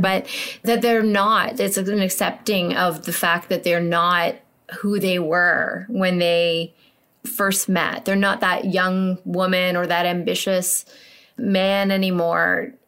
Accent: Canada; we're Canadian.

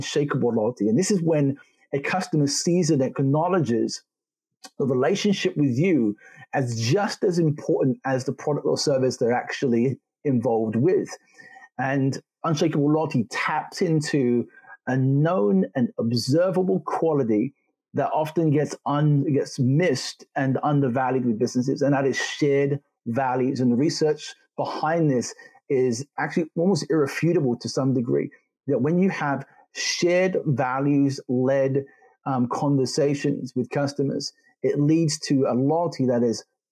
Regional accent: London, United Kingdom; also born or lived in Jamaica / Germany; I'm a Jamaican farm boy who grew up in London, studied in Germany

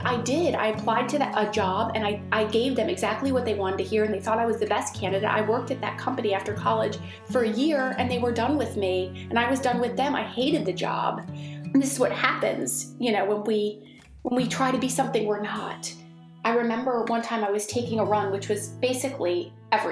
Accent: Maryland, United States; I grew up in Maryland, and we were in a suburb of Washington, D.C.

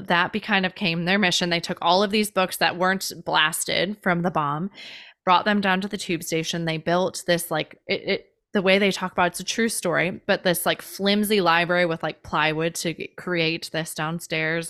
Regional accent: Chicago, Illinois, United States; moved away; also born or lived in Hawaii; I grew up in Chicago

